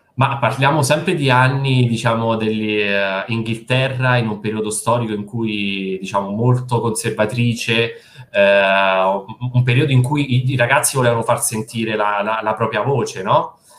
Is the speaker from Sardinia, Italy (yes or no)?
no; Posta Fibreno, Lazio, Italy; moved away as an adult; also born or lived in Rome / Milan; Io sono di Posta Fibreno, che non so se conosci, che penso proprio di no, è un paese in provincia di Frosinone